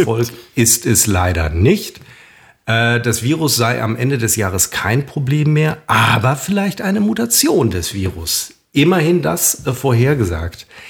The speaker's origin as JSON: {"language": "German", "area": "a suburb of Münster", "region": "North Rhine-Westphalia", "country": "Germany", "tie": "born or raised there", "said": "ich besuche dann immer meine alte Grundschule in meiner alten Heimat, in einem Vorort von Münster."}